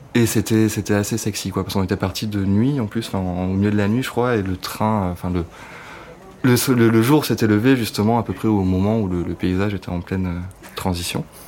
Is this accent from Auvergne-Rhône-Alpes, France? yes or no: yes; Cantal, Auvergne-Rhône-Alpes, France; moved away as an adult; now in Paris, France; j'habite à Paris depuis, euh, depuis que j'ai 18 ans, donc ça fait une douzaine d'années maintenant. Et je viens du Cantal à la base